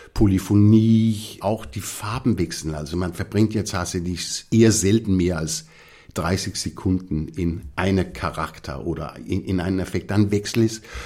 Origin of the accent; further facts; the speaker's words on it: Copenhagen, Capital Region of Denmark, Denmark; German is a second language; moved away as an adult; also born or lived in Esbjerg, Denmark / Innsbruck, Austria / Munich, Germany / London, United Kingdom; als ich vier war, sind wir nach Kopenhagen übersiedelt. Und das war eigentlich meine Basis, mhm. mein ganzes Leben